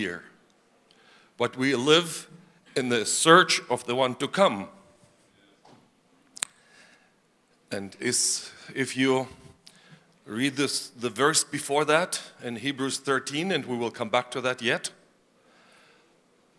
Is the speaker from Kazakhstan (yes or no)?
yes; Karaganda, Karaganda Region, Kazakhstan; moved away; I was born in the Soviet Union, as Ed has said, in an area not fit for human life